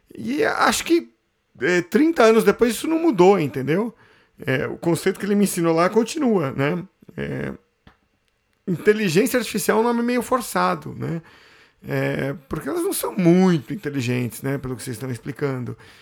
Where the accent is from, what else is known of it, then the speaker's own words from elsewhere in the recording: Santos, São Paulo, Brazil; sou de Santos, foi lá que eu fiz o curso